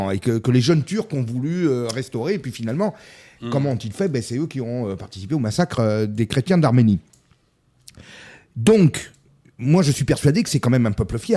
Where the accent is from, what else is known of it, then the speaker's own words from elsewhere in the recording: France; nous sommes français.